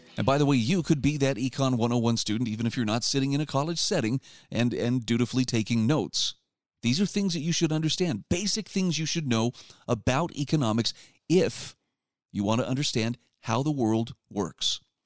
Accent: Utah, United States; my home state of Utah

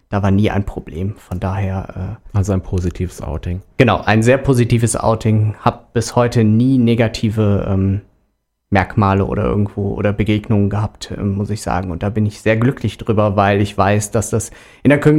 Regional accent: Rhineland, Germany; accent: Rhenish; now in Frankfurt, Germany; Ich bin äh, Rheinländer und das mit Leidenschaft, wohne aber seit gut einem Dreivierteljahr in Frankfurt, aber den rheinischen Akzent ähm, hat man mir

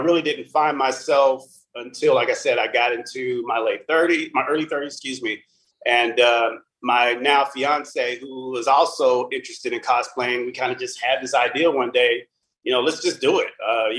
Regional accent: Abilene, Texas, United States; also born or lived in Plano; Well, I'm actually from Abilene, Texas. I was born and raised here. I'm actually a former military brat. I was actually born on the Air Force Base out here.

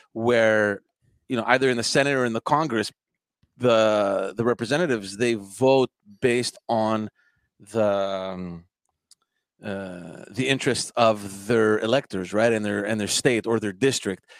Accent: Montreal, Quebec, Canada; also born or lived in Greece; we knew each other from from Park X, from growing up in Park X

